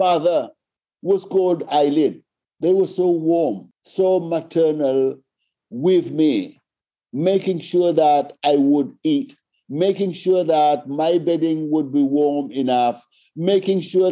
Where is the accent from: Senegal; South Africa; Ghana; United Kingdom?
Senegal; I come from Senegal, Africa